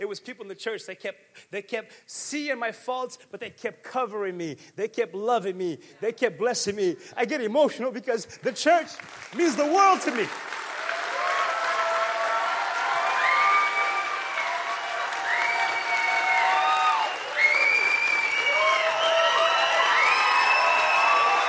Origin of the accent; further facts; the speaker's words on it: Pawtucket, Rhode Island, United States; I grew up in Pawtucket, and nobody thought the church could do this stuff.